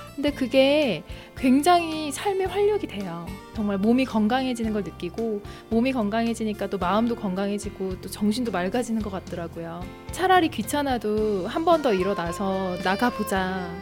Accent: Jinju, South Gyeongsang, South Korea; also born or lived in Mokdong, Seoul; now in Seoul, South Korea; 고향은 진주고요.

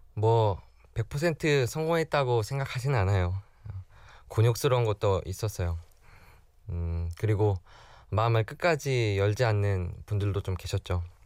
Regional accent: South Korea; 제가 한국 사람을 대표해서

